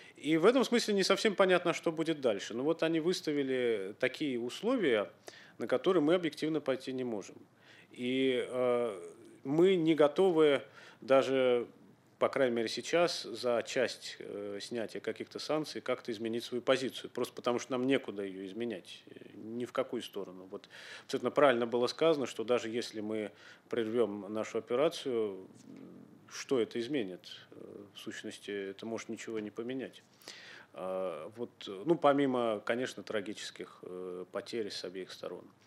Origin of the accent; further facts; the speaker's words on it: Ukraine; moved away; Я родился на Украине, я учился на Украине.